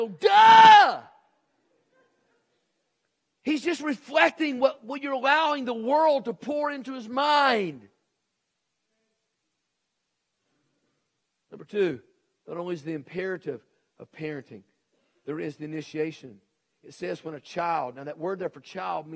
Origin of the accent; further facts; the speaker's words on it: Nashville, Tennessee, United States; moved away; also born or lived in Texas; when I grew up in Nashville, Tennessee, we had a garage